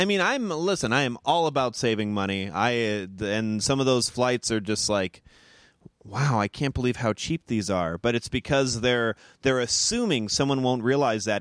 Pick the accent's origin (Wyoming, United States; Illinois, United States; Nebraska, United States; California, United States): California, United States; Moreno Valley; also born or lived in Chicago; now in Los Angeles, United States; Merino Valley, my hometown